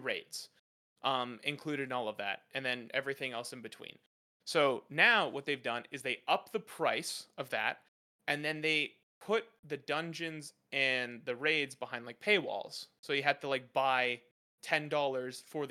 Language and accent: English; Canada; I'm as a Canadian